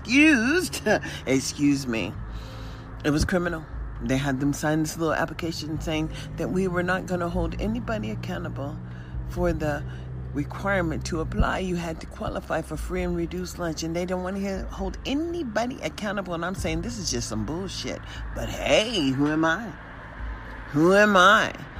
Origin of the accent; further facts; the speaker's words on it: United States; also born or lived in Nevada; as American citizens